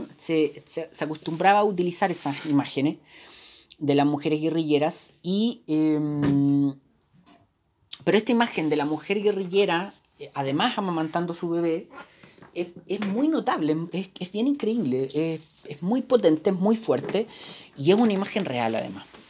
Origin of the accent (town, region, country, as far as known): Chile